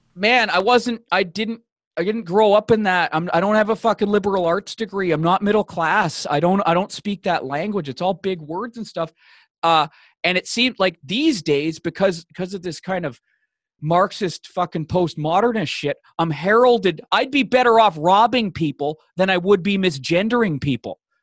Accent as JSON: {"language": "English", "town": "Vancouver", "region": "British Columbia", "country": "Canada", "moved": "yes", "lives_now": "Toronto, Canada", "said": "I'm, I'm from, uh, from Vancouver, Vancouver, B C, Canada, uh, uh, West Coast City."}